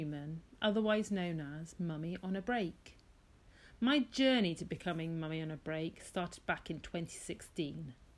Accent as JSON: {"language": "English", "country": "United Kingdom", "tie": "born or raised there", "said": "I grew up in a small seaside town where there wasn't a lot of cultural difference"}